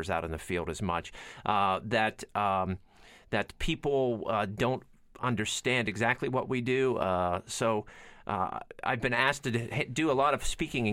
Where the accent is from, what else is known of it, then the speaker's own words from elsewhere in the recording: Western Pennsylvania, United States; I grew up in Western Pennsylvania. I grew up in a steel town that was dying.